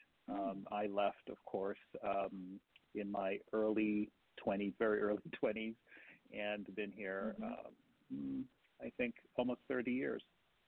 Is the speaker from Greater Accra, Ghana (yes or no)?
no; Kumasi, Ashanti, Ghana; moved away as an adult; Grew up in Kumasi myself. I grew up in Kumasi and love being there. It's like this quiet-ish place that doesn't change a lot